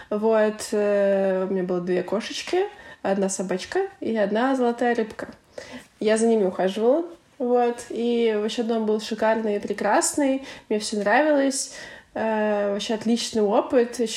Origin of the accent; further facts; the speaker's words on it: Ukraine; мне 25 лет, я из Украины, я диджитал номад, и я была в 32 странах.